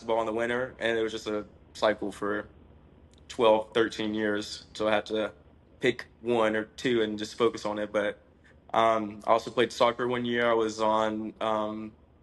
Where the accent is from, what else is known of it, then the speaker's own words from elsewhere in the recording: Toccoa, Georgia, United States; I grew up in Toccoa in Northeast Georgia, around the border of South Carolina